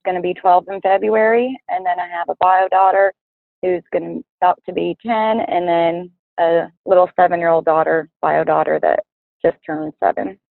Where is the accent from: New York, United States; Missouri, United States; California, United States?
California, United States; I'm from California in the city, total girly girl